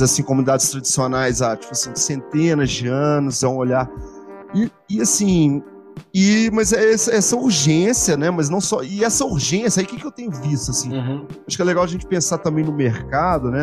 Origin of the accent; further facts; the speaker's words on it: Belo Horizonte, Minas Gerais, Brazil; eu sou de Belo Horizonte